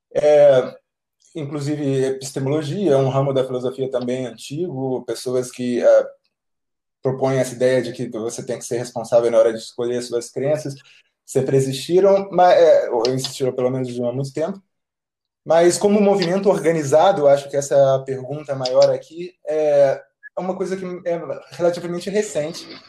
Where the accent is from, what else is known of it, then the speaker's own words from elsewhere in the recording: Rio de Janeiro, Brazil; moved away as an adult; now in Bucharest, Romania; eu sou do Rio, ah, mas agora eu estou morando na Romênia, na, em Bucareste